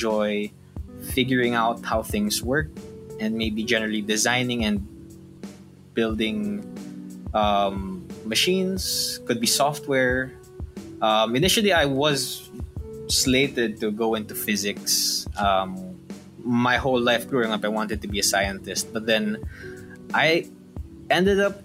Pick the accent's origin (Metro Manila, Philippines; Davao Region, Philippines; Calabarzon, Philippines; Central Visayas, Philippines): Calabarzon, Philippines; Antipolo; also born or lived in Quezon City; So I grew up partially in Quezon City until the year 2000, and then we moved to Antipolo 2000 onwards.